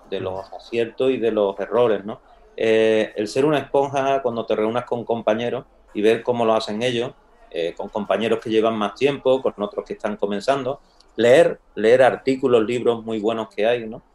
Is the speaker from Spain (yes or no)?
yes; Castilblanco, Spain; moved away as an adult; me voy por la tarde a mi pueblo, a Castil Blanco. Entonces, en mi casa es muy grande, pues mi padre tenía la consulta de médico